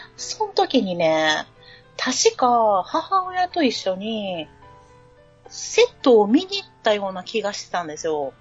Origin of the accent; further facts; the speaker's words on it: Kansai, Japan; 関西人やから